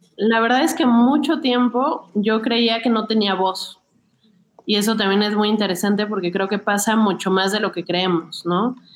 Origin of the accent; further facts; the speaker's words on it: Mexico City, Mexico; crecí muy cerca de Xochimilco